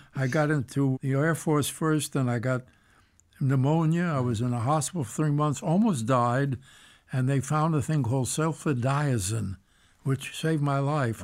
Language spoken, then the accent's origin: English; New York City, New York, United States; I was born and raised in the Bronx, New York